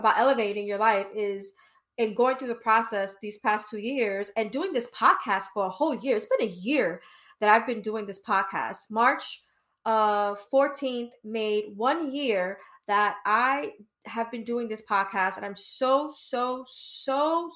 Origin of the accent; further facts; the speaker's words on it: New York City, New York, United States; I'm from Brooklyn, East New York